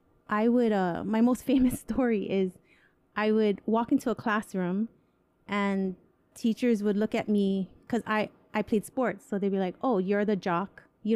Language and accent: English; Hawaii, United States; growing up in Hawaii